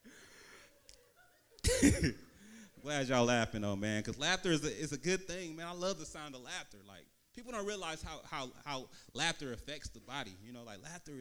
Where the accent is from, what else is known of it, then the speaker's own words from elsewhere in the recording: Vallejo, California, United States; I'm originally from Vallejo